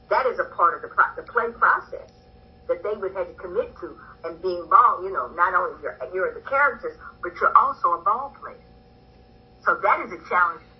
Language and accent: English; St. Louis, Missouri, United States; I'm from St. Louis, which is a baseball town.